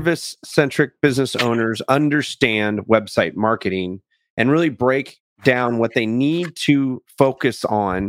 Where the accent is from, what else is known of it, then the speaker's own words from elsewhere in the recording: California, United States; also born or lived in England; I was born in England to a pair of Air Force parents. I grew up in California